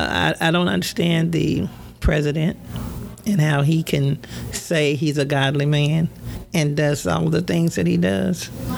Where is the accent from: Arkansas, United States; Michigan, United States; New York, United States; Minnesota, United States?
Arkansas, United States; Pinnacle Mountain area; we came from the Pinnacle Mountain area. That's where I was born and raised.